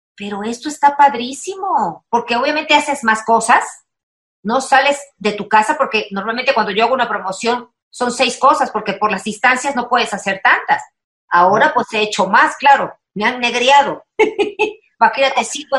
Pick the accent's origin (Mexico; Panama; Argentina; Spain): Mexico; Veracruz; Veracruz, mana, soy jarocha